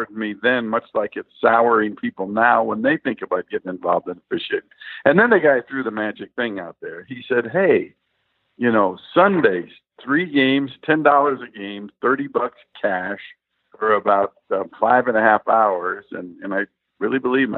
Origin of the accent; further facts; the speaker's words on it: Stockton, California, United States; also born or lived in Santa Clara, California / New York; now in Sacramento, United States; I live in Sacramento now. I was born in Stockton, which is about 45 miles from Sacramento.